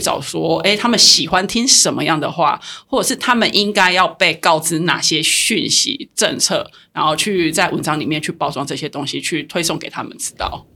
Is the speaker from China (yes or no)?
no; Tainan, Taiwan; also born or lived in Taipei; now in Kaohsiung, Taiwan; 虽然我是台南人，然后我又在高雄住